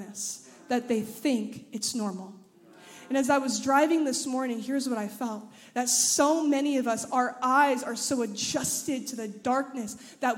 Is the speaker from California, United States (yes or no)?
yes; Anaheim, California, United States; now in Memphis, United States; I'm from Anaheim, California